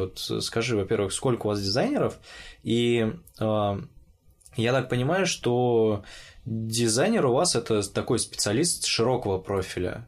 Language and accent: Russian; Orenburg, Orenburg Oblast, Russia; moved away as an adult; also born or lived in Moscow; когда я учился в Оренбурге